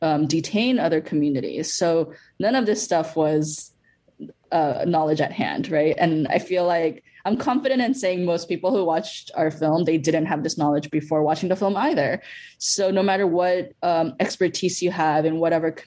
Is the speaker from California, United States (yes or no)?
yes; Los Angeles, California, United States; also born or lived in Bolivia; I live in LA. I lived in LA for my childhood as well as my adult life.